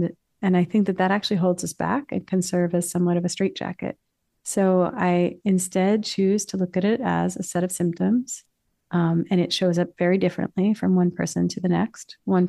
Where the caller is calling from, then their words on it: New York City, New York, United States; New York City.